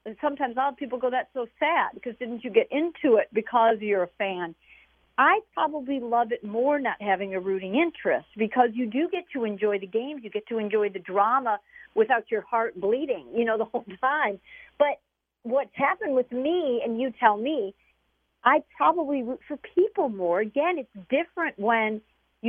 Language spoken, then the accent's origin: English; Chicago, Illinois, United States; I was from Chicago